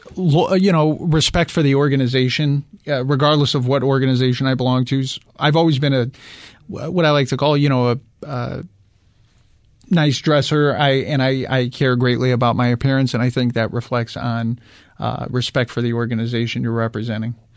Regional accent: suburbs of Chicago, Midwest, United States; now in Phoenix, United States; I grew up in the Midwest

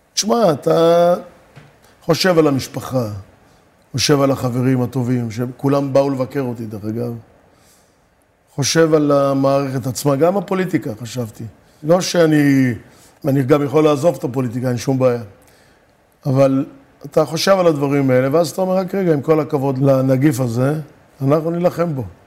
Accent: Rishon LeZion, Central District, Israel; also born or lived in Morocco / Givat Olga, Hadera; עברנו לגור בראשון

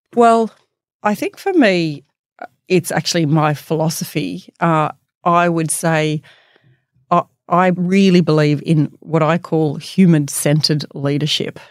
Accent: Bathurst, New South Wales, Australia; moved away as an adult; growing up in Bathurst

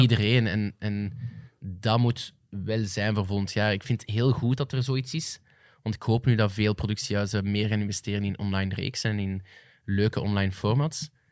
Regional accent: Flanders, Belgium; als Vlamingen

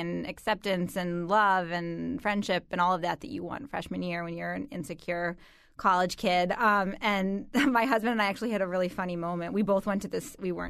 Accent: Connecticut, United States; moved away as an adult; also born or lived in Atlanta, Georgia; I grew up in Connecticut, so a Democrat, much like many other folks in Connecticut.

